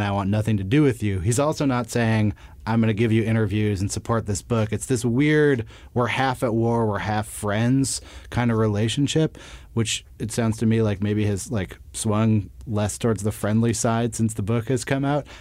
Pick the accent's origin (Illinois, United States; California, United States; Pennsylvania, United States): California, United States; Berkeley; I'm from the Bay Area. I grew up in, uh, Berkeley